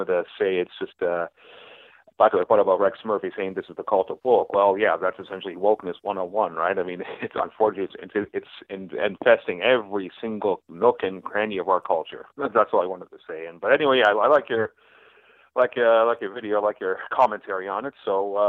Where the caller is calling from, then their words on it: Canada; I'm calling a long-time listener, big fan of your YouTube channel. I'm calling from Canada, by the way.